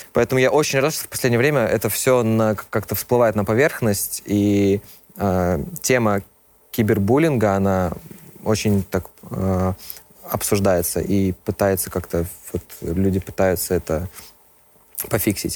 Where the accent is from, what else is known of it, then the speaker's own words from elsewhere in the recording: Minsk, Belarus; я из Беларуси. Родился в Минске.